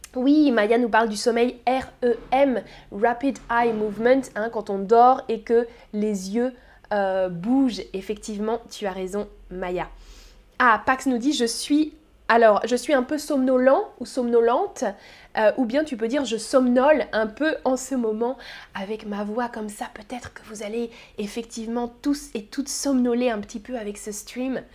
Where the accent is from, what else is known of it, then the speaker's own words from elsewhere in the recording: France; je suis française.